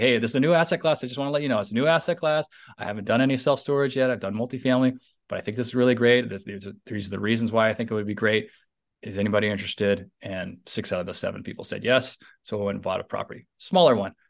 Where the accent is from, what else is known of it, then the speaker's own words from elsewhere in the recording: San Francisco Bay Area, Northern California, United States; now in Southern California, United States; I live in Southern California, although I'm from Northern California, the San Francisco Bay Area